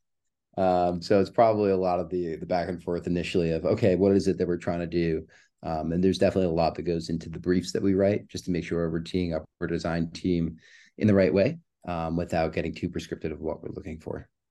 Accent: New York, United States; moved away as an adult; also born or lived in Southern California; now in California, United States; I'm born and raised in New York. I moved out to California four months ago

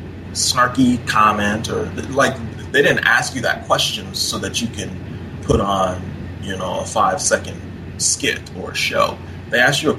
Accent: Minnesota, United States; I grew up in Minnesota

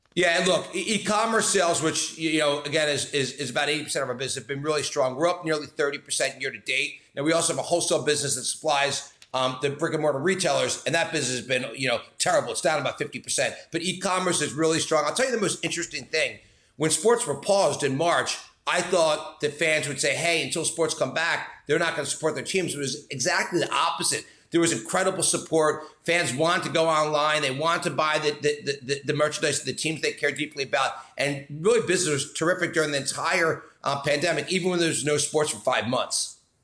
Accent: Philadelphia, Pennsylvania, United States; as a Philadelphian

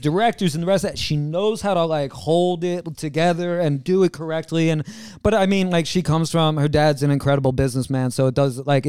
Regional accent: New York City, New York, United States; now in Manhattan, United States; I'm from Queens.

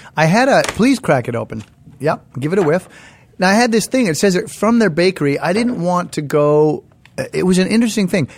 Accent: Canada; moved away; In our household, growing up in Canada

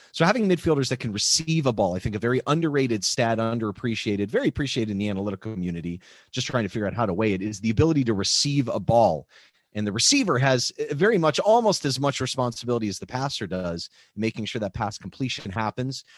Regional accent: Pittsburgh, Pennsylvania, United States; growing up in Pittsburgh, you know, watching Mario Lemieux play

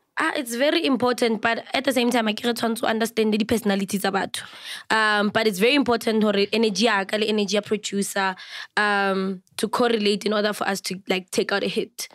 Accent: South Africa; I'm a full Venda Pay bloodline, but I was raised by a very beautiful Sotho woman.

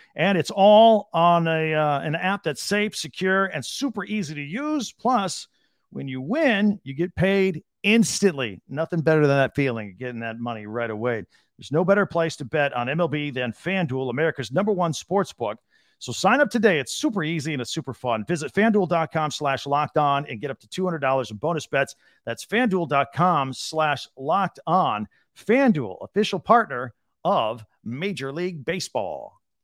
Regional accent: Michigan, United States; I was born in Michigan

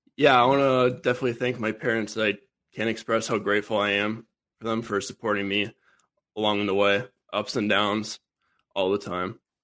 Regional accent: Minnesota, United States; I was born and raised here in Minnesota

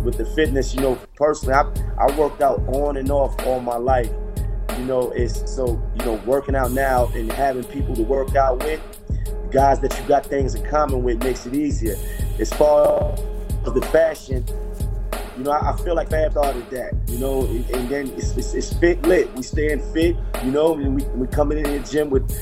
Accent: New York City, New York, United States; I'm from New York, so I was, you know, from Brooklyn

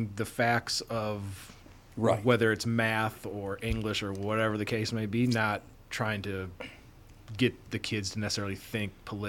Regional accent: Wisconsin, United States; growing up in Wisconsin, like small town

